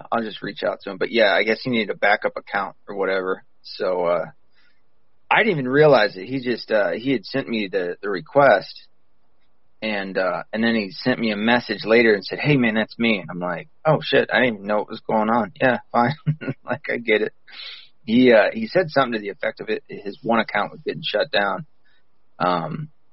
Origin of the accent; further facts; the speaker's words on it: the South, United States; we're both from the South